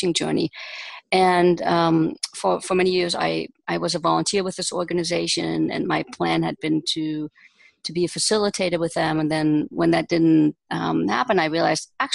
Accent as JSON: {"language": "English", "country": "Germany", "tie": "born or raised there", "also_born_or_lived": "United States", "moved": "as an adult", "lives_now": "Israel", "said": "I was raised and born and raised in Germany, and I spent the first 20 years of my life there."}